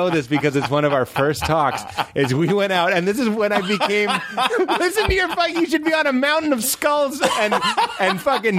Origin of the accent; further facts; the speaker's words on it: Lexington, Massachusetts, United States; Where I was growing up in Lexington, Massachusetts.